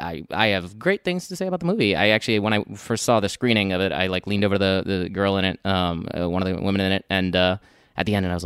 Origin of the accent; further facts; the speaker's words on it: United Kingdom; No, but I'm British. I'm British.